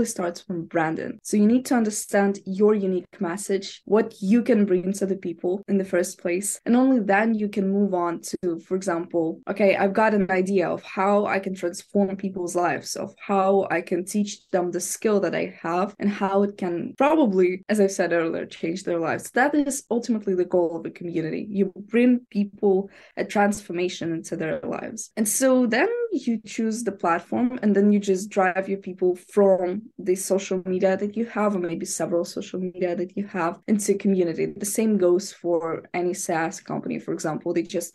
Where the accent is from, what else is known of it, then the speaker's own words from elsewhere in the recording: Ukraine; first language Ukrainian; English is a second language; I'm 16 and I'm from Ukraine.